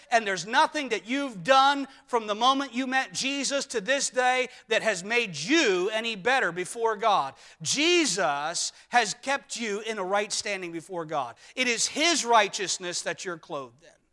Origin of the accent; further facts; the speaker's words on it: United States; us as Americans